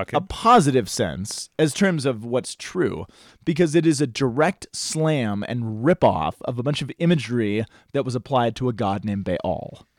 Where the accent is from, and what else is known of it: United States